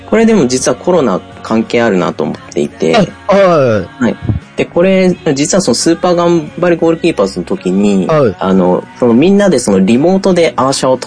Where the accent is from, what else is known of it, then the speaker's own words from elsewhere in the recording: Indonesia; now in Japan; その僕はその、1995年、あの、育った国っていうのが、実はあの、帰国子女で僕、インドネシアって国で育っていまして